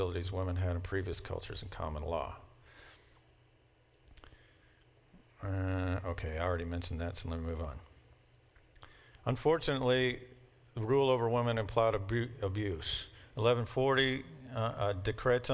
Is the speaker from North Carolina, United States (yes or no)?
no; Kentucky, United States; I'm from Kentucky.